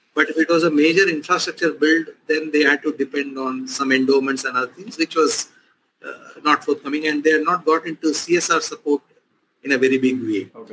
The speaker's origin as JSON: {"language": "English", "town": "Chennai", "region": "Tamil Nadu", "country": "India", "tie": "born or raised there", "moved": "yes", "said": "in this place, uh, since I grew up"}